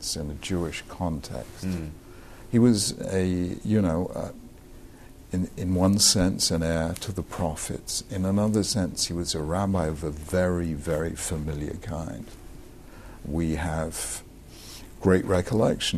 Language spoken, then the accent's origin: English; Finchley, London, United Kingdom; St. Mary's Church of England Primary School and a secondary school in Finchley called Christ College. So I grew up in Christian schools